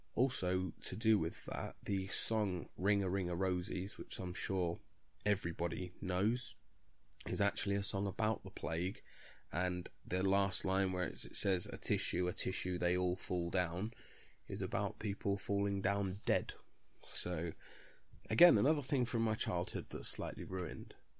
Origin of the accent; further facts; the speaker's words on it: United Kingdom; being British